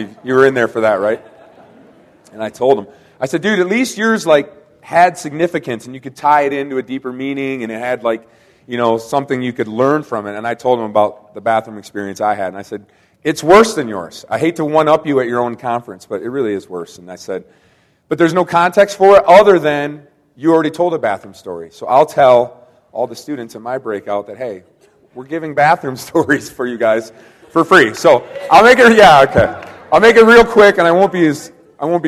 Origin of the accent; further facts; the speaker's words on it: Kalamazoo, Michigan, United States; I am from Kalamazoo, Michigan